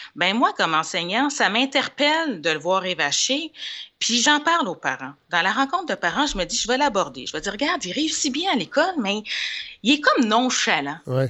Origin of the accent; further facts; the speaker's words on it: Montreal, Quebec, Canada; also born or lived in Laval; je suis née à Saint-Michel, un quartier qu'on connaît